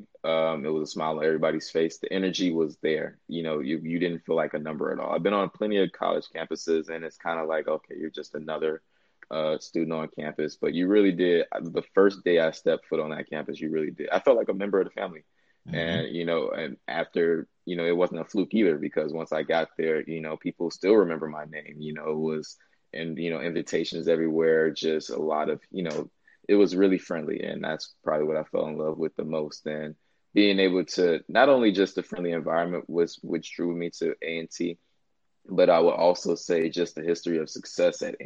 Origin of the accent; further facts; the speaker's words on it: Chicago, Illinois, United States; moved away as an adult; I'm from Chicago, Illinois. And like you said, pretty much my origin story from Chicago